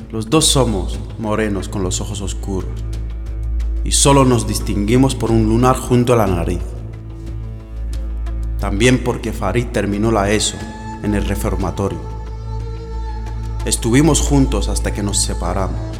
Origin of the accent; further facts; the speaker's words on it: Barcelona, Catalonia, Spain; also born or lived in Tetuán, Morocco; Nacimos hace 28 años en Tetuán y mi padre fue el primero en dejar Marruecos. Años después, consiguió juntar a toda la familia. Mi hermano y yo llegamos a España con solo seis años. Vivíamos en Barcelona